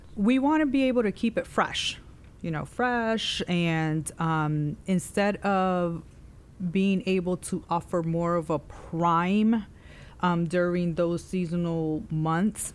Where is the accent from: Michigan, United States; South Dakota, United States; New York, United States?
New York, United States; New York City; moved away as an adult; also born or lived in Clover, South Carolina; now in South Carolina, United States; I am from New York City